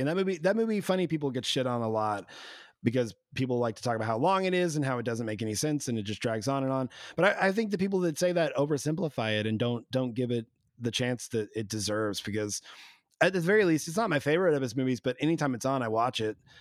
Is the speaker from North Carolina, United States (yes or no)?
no; Arkansas, United States; moved away; I was like literally still playing shows in in Arkansas because I was so scared to leave my hometown